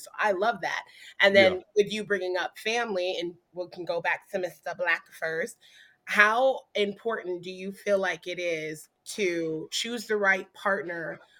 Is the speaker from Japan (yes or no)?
yes; Japan; Oh, listen, I grew up in Japan, so I already know how the blazes get down.